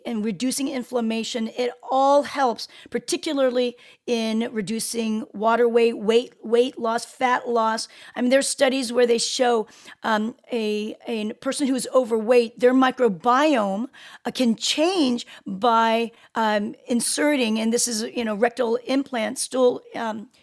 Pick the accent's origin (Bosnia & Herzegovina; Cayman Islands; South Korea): South Korea; I was born in Korea. Both my parents are Korean